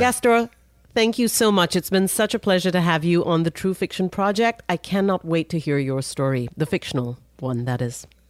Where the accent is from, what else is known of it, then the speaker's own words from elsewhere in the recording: India; now in United States; I'm from India